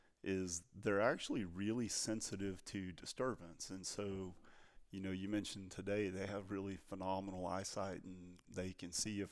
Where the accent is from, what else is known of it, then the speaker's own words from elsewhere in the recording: Texas, United States; which aren't antelope, I suppose, but they are to me because I'm from Texas.